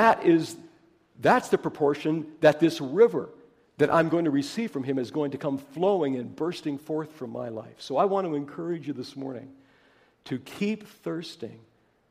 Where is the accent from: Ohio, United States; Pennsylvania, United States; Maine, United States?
Pennsylvania, United States; I come from Pennsylvania